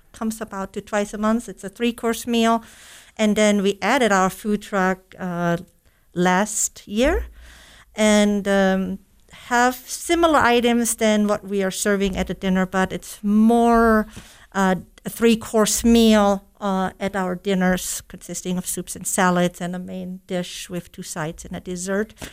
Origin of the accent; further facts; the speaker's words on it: Germany; moved away as an adult; also born or lived in Stevensville, United States; now in United States; German native, living in the U S approximately thirty years.